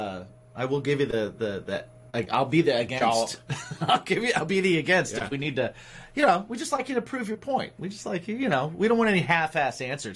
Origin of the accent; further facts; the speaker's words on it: New York, United States; We're from New York, so we are coming to you from New York right now.